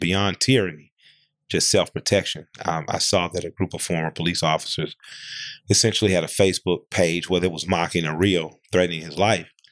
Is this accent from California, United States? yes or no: no; Atlanta, Georgia, United States; I grew up in Atlanta